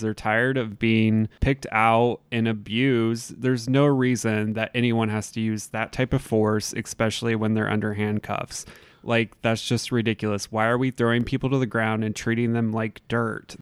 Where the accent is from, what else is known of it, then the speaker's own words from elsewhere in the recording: Southern Indiana, United States; me being the white person growing up in Southern Indiana